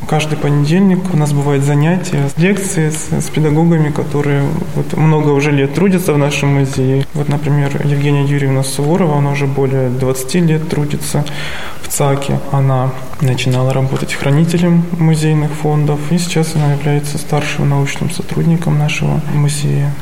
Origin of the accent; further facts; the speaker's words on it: Stavropol Krai, Russia; moved away as an adult; also born or lived in Moscow Oblast; now in Sergiev Posad, Russia; Я родом из Ставропольского края.